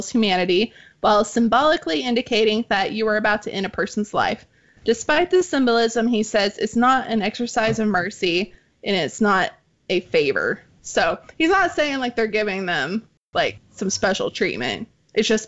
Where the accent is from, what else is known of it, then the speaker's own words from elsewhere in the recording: Arkansas, United States; now in Texas, United States; Arkansas, which... my home state